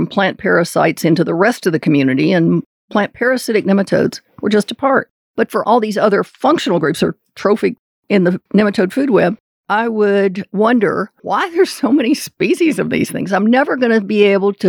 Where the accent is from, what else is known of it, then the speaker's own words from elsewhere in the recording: Southeast, United States; And because I was from the Southeast and really had had no ecology classes